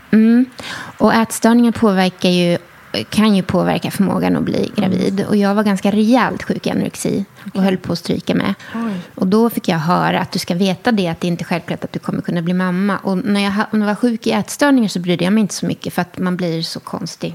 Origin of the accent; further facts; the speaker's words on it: Skåne, Sweden; also born or lived in Enskede, Stockholm; now in Stockholm, Sweden; Österlen där jag är uppvuxen